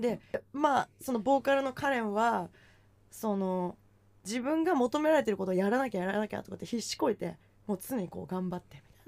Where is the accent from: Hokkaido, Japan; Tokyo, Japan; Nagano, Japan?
Tokyo, Japan; Oizumigakuen; 大泉学園に私住んでたけど